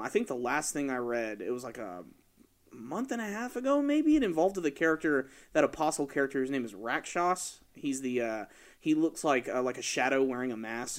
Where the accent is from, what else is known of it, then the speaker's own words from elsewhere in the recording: Atlanta, Georgia, United States; I'm from Atlanta